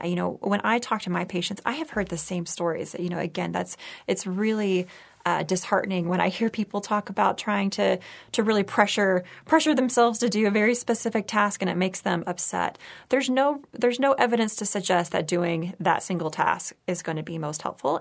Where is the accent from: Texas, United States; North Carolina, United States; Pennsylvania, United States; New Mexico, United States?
Texas, United States; moved away; also born or lived in San Francisco; I grew up in Texas